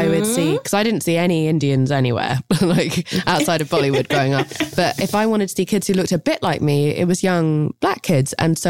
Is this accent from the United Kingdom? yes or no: yes; United Kingdom